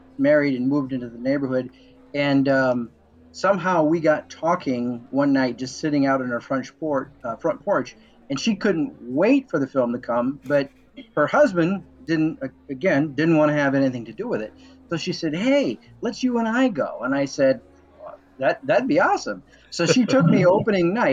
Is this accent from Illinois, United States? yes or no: yes; Illinois, United States; my hometown in Nowhere, Illinois